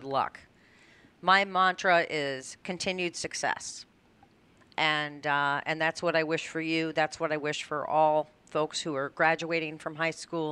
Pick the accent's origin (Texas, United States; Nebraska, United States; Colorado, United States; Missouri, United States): Colorado, United States; I grew up in Colorado